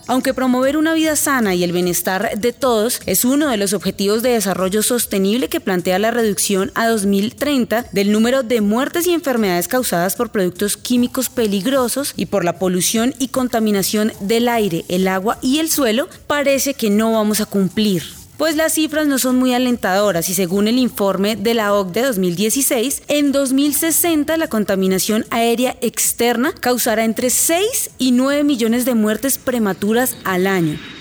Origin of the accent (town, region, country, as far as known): Colombia